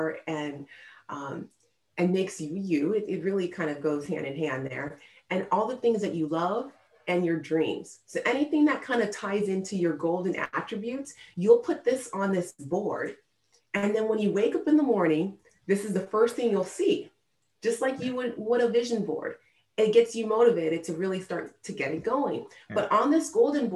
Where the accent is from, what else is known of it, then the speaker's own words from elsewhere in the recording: United States; My parents moved here from Nigeria when they were in their 20s, and then they had me and my two sisters here in America